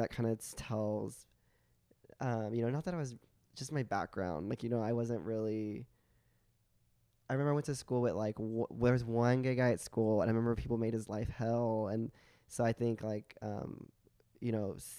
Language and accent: English; Joshua, Texas, United States; also born or lived in Arkansas; now in Austin, United States; I grew up in Joshua, Texas